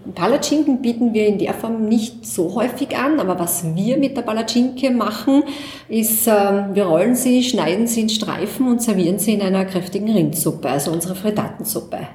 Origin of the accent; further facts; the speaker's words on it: Graz, Styria, Austria; selber auch als Grazerin